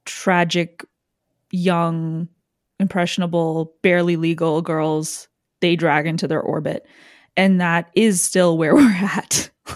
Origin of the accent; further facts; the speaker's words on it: Canada; it has no similarity to my life culturally whatsoever as a Canadian.